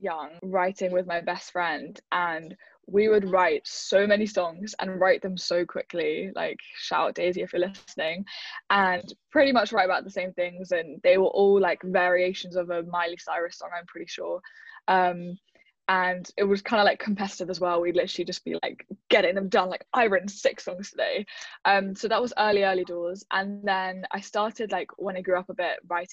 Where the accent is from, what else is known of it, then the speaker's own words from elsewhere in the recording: London, United Kingdom; I'm from West London, or I'm from London